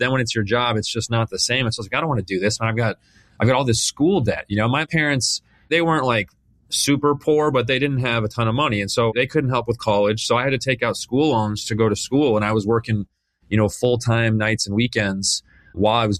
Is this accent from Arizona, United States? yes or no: yes; Phoenix, Arizona, United States; I was born and raised here in Phoenix, Arizona